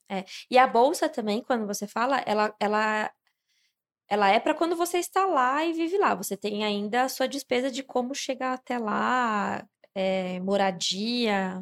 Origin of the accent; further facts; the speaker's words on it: Brazil; a gente vive na mesma cultura, nós somos brasileiros